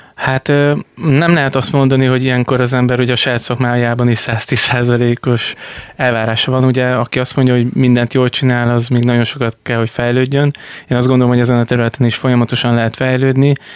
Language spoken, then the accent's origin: Hungarian; Bordány, Csongrád-Csanád, Hungary; moved away as an adult; now in Szeged, Hungary; Én ugye Bordányban nevelkedtem